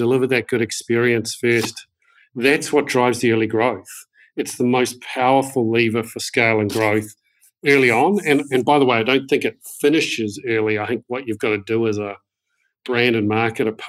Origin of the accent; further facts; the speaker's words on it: New Zealand; I'm a proud Kiwi. I grew up in New Zealand and have done most of my education in New Zealand.